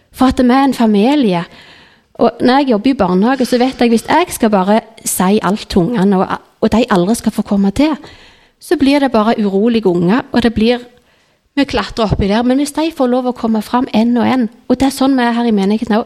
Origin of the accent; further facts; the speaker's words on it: Nærbø, Rogaland, Norway; jeg gikk i menigheten hjemme på Nærbø